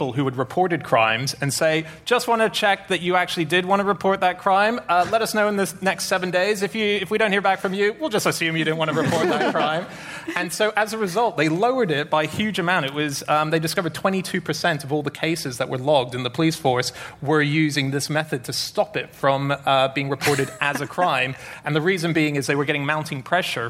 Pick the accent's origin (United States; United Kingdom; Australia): Australia; I'm Australian